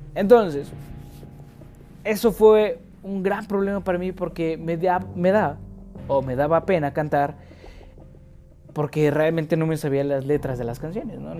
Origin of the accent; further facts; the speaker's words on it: Mexico; como buen mexicano